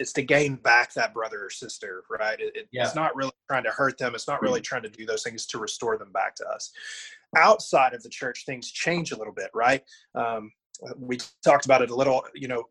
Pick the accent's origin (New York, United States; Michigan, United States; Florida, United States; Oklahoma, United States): Oklahoma, United States; I come from the Bible Belt in Oklahoma, like you said, a little town called Non in the middle of nowhere, maybe 30 people here